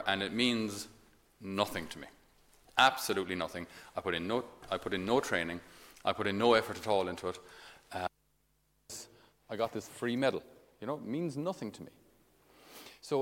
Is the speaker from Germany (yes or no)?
no; Ireland; I'm only Irish